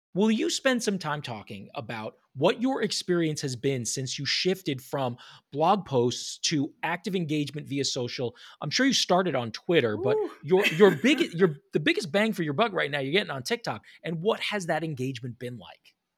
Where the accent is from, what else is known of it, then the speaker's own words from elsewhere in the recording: New York City, New York, United States; also born or lived in Southern California; now in Charlotte, United States; I grew up in New York City